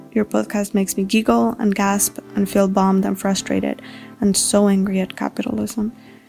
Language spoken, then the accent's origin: English; Mexico; I'm from Mexico